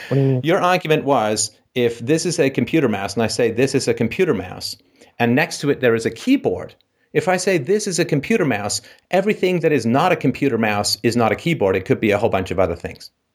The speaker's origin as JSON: {"language": "English", "country": "Ireland", "said": "I'm Irish."}